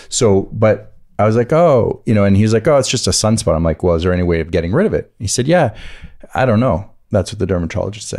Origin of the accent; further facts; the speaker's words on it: Atlantic side of the country, East Coast, United States; I grew up on the Atlantic side of the country